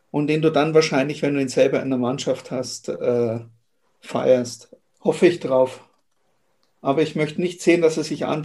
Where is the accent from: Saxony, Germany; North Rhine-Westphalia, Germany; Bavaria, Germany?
Bavaria, Germany; Munich; born there; also ich meine, als gebürtiger Münchner kann man mal in München spielen.